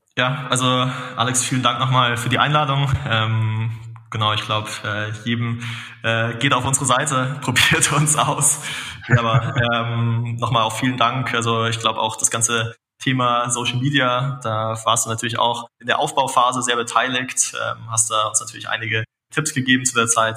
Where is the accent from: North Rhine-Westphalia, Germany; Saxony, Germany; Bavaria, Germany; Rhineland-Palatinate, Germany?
Bavaria, Germany; Munich; als äh, Münchner